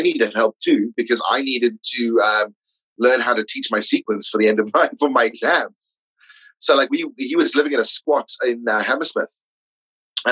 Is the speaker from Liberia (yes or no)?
no; South Africa; moved away as an adult; also born or lived in London; now in Orpington, United Kingdom; being South African